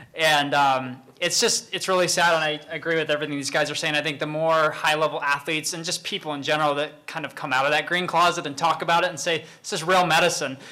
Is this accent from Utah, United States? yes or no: yes; Salt Lake City, Utah, United States; I grew up Mormon in Salt Lake